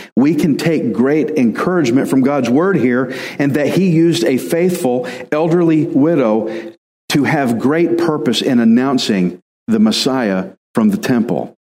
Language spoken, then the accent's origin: English; Texas, United States; I'm Texan